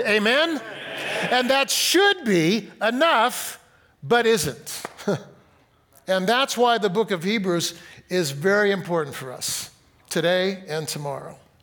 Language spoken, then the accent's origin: English; Fresno, California, United States; I grew up in Fresno, got married in Fresno